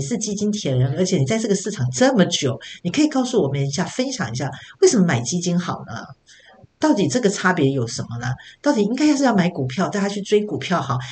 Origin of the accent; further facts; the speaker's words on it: Taiwan; 我们台湾人不太滑雪嘛